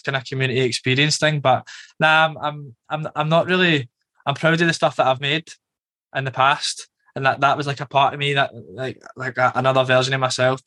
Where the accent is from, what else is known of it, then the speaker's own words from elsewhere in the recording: Glasgow, Scotland, United Kingdom; now in London, United Kingdom; growing up in Glasgow